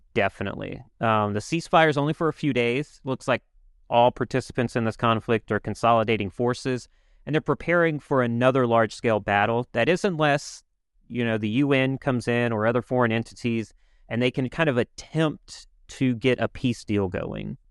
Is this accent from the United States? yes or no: yes; United States; as an American